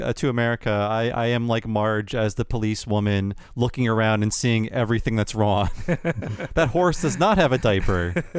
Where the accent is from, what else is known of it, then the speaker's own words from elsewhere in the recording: United States; we Americans, we're craving that stability.